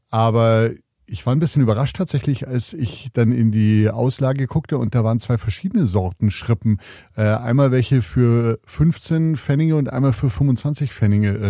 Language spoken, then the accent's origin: German; Munich, Bavaria, Germany; Äh, ich bin im Osten Münchens aufgewachsen